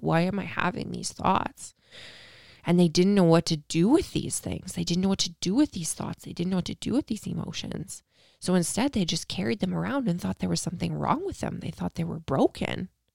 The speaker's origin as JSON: {"language": "English", "country": "Canada", "said": "I'm Canadian"}